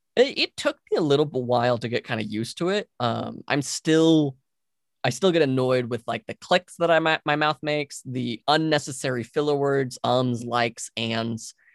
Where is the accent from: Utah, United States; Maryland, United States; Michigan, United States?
Utah, United States; also born or lived in California; Utah's where I've lived for most of my life